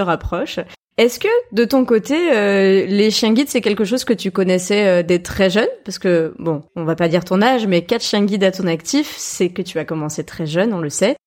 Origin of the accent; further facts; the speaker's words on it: Lyon and the Centre-East, Centre-Est, France; moved away; Lyon et du Centre-Est, euh, du coup, c'est la première fois qu'on en parle sur le podcast, alors que c'est quand même ma région d'origine